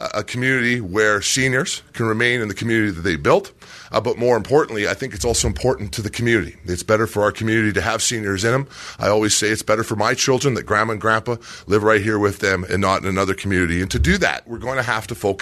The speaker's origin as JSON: {"language": "English", "town": "Sundre", "region": "Alberta", "country": "Canada", "tie": "born or raised there", "said": "my hometown, the best town in all the province, Sundry, Alberta"}